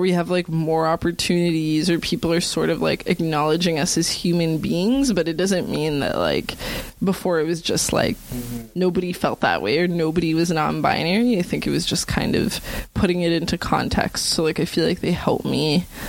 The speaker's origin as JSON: {"language": "English", "area": "Greater Toronto Area", "region": "Ontario", "country": "Canada", "tie": "born or raised there", "also_born_or_lived": "Newmarket", "lives_now": "Toronto, Canada", "said": "I was born in Toronto, but then in high school and stuff, like for all of high school, so from grade 7 to like grade 12, like I was living in Newmarket"}